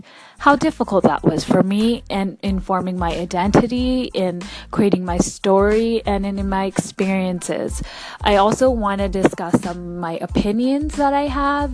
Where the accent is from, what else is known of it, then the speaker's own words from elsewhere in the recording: Vancouver, British Columbia, Canada; I was born and raised right here in Vancouver, Canada, to immigrant parents from India.